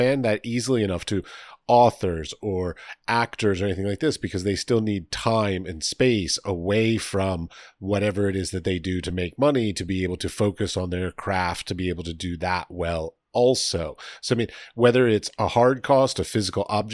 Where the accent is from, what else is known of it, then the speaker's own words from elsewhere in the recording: United States; moved away as an adult; now in Prague, Czechia; I come from America